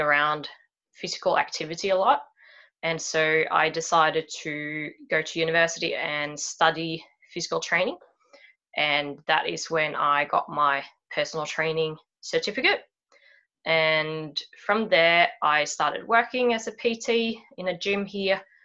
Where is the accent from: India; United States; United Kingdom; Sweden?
Sweden; moved away as an adult; now in Sydney, Australia; I was born in Sweden and I grew up here. I uh, then moved to Sydney uh, when I was about 25 or so.